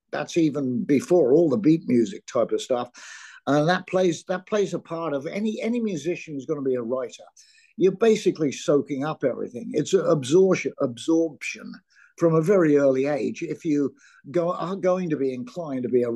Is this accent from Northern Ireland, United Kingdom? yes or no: no; Surrey, South East England, United Kingdom; also born or lived in London; I was born in London, but grew up in the county of Surrey